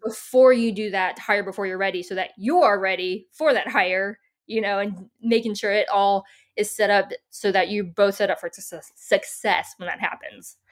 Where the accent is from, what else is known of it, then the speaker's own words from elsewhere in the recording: San Diego, California, United States; moved away as an adult; also born or lived in upstate New York / Denver, Colorado; now in Tennessee, United States; I grew up in San Diego and I went to school up in upstate New York